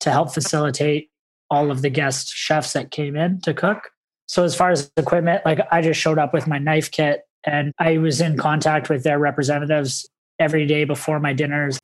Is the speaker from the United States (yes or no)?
no; Vancouver, British Columbia, Canada; I grew up in Vancouver, British Columbia.